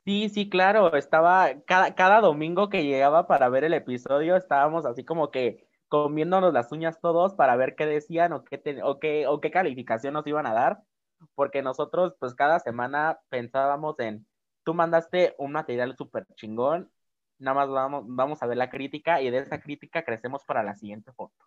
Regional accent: Oaxaca, Mexico; de aquí de Oaxaca, es de mi tierra

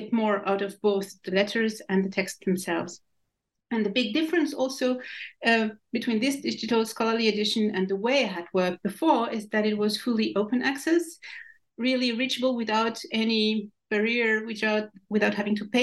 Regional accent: France; I was born in France, and I went to school in France

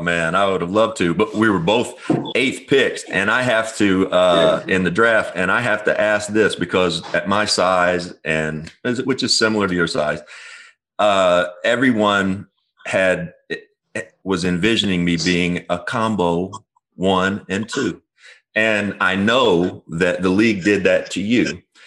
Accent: Kentucky, United States; I'm from Kentucky.

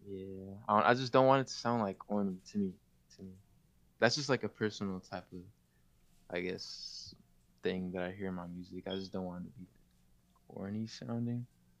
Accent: California, United States; I'm just here from the Bay Area

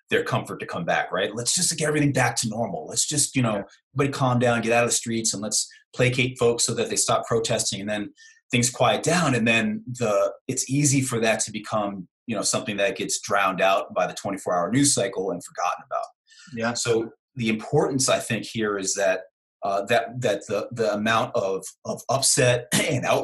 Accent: Brooklyn, New York, United States; So I'm from Brooklyn, New York, and you know I grew up uh, with my mother constantly correcting my English. Now you can't. Most people don't know that I'm from Brooklyn because I don't have a Brooklyn accent.

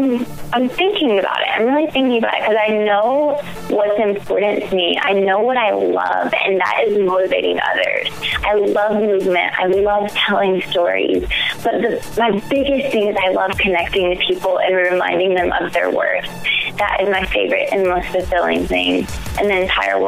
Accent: Augusta, Georgia, United States; I grew up in Augusta, Georgia

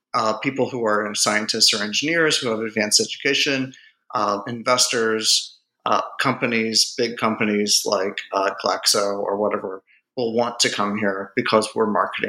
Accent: Gastonia, North Carolina, United States; also born or lived in West Virginia / Indiana; I grew up in Gastonia, North Carolina, which is kind of like a sort of aging textile town.

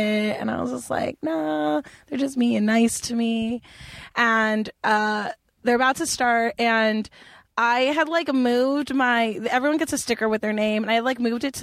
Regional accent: Los Angeles, California, United States

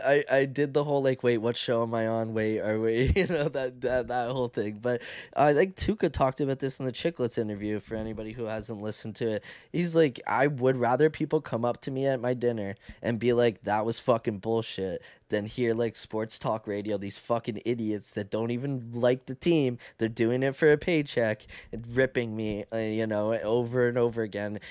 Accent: Canada; accent: Canadian; I talk like a Canadian

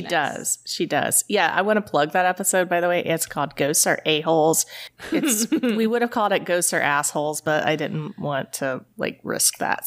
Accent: East Tennessee, United States; also born or lived in New Haven, Connecticut; I grew up in East Tennessee

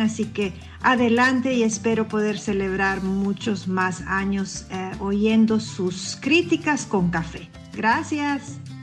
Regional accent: Honduras; soy microbióloga científica hondureña

